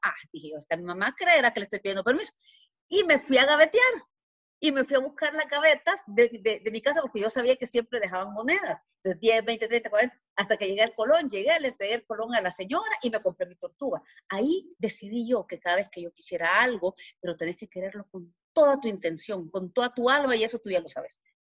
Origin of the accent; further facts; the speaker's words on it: El Salvador; moved away as an adult; now in Guatemala; Soy salvadoreña, ¿verdad? Eh, nací en Salvador